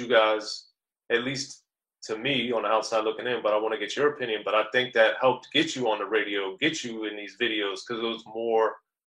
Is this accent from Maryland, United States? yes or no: yes; Maryland, United States; Yeah, well, I'm from Maryland. I didn't get to go to those shows. I was a little young.